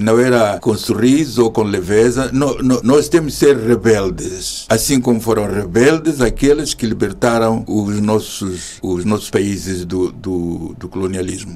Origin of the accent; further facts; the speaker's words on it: Maganja da Costa, Zambezia, Mozambique; moved away as an adult; now in Portugal; Sou da província da Zambésia, aquela que quem referenciava Vasco da Gama, que pisou conheceu a terra dos bons sinais e eu, eu nasci na Maganja da Costa, é assim que é, é a 5 km do mar e, portanto, habituado a, a, ver o mar, habituado à natureza e cresci assim